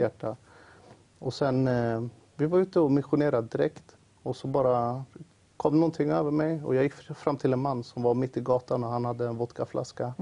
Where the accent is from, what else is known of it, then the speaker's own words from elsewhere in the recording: Uppsala, Uppsala County, Sweden; jag växte upp i Uppsala då. I ett område som heter Årsta